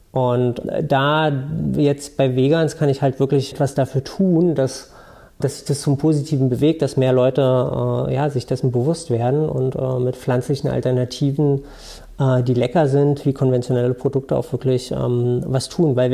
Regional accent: Berlin, Germany; Ich komme aus Berlin äh, ursprünglich

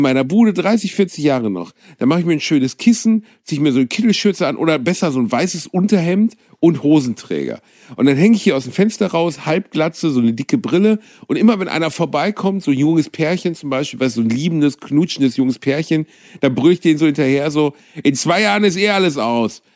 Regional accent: Gelsenkirchen, North Rhine-Westphalia, Germany; ich komme aus Gelsenkirchen

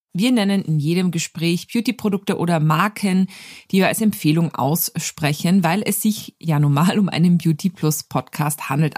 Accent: Austria; Wir kommen beide aus Österreich

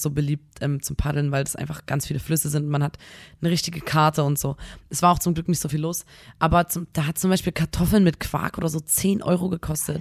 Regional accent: Chemnitz, Saxony, Germany

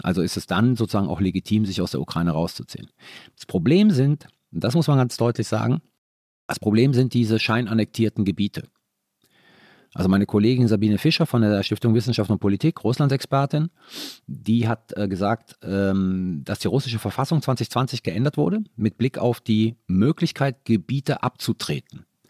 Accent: Italy; Ich war Italiener

